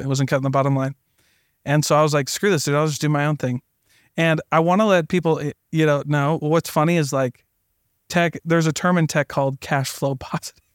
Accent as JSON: {"language": "English", "area": "the Midwest", "region": "Iowa", "country": "United States", "said": "I'm from the Midwest"}